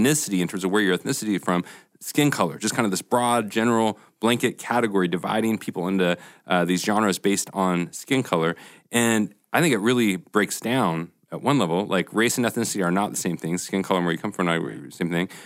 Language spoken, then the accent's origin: English; Portland, United States; moved away; I'm from Portland